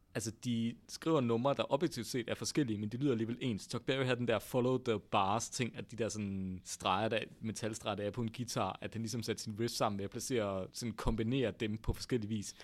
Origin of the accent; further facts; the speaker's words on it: North Jutland, North Denmark Region, Denmark; accent: North Jutlandic; moved away as an adult; now in Copenhagen, Denmark; jysk med den der nordjyske klang, jeg ligesom er vokset op med i mit barndomshjem